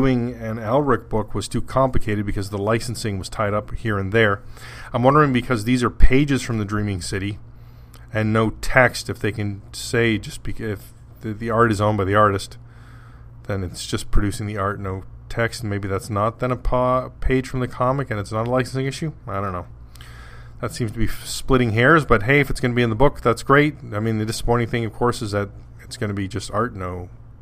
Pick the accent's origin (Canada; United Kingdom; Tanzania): Canada; I'm Canadian